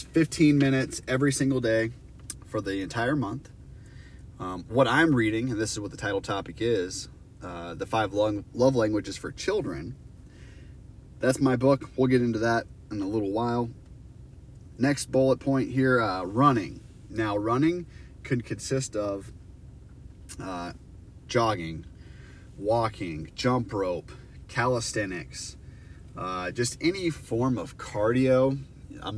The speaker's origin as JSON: {"language": "English", "region": "Iowa", "country": "United States", "said": "I'm from Iowa."}